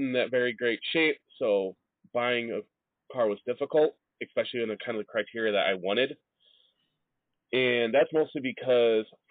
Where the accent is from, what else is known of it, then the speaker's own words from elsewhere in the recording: Midwest, United States; also born or lived in Illinois; us Midwesterners, where snow is a thing